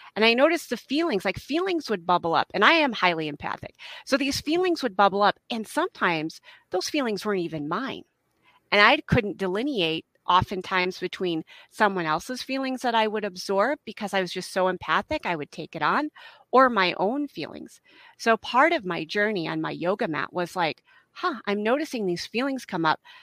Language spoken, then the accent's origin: English; Midwest, United States; also born or lived in Utah / Idaho / Colorado; now in Helena, United States; I'm originally from the Midwest